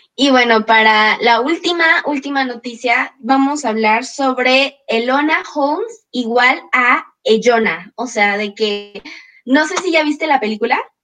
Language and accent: Spanish; Mexico; uno se siente orgulloso como mexicano